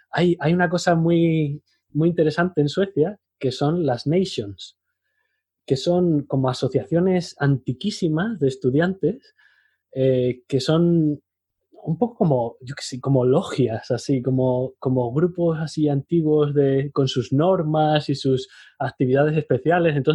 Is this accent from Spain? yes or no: yes; Spain